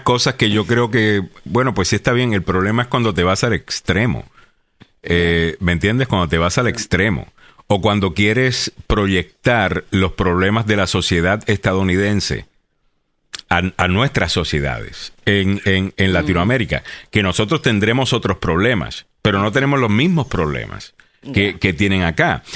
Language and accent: Spanish; Puerto Rico; now in United States